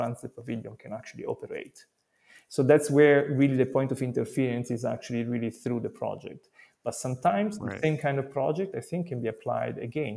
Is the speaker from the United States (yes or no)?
no; Italy; I come from Italy